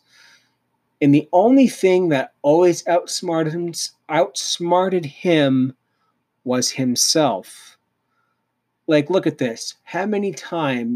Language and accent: English; Canada; I'm Canadian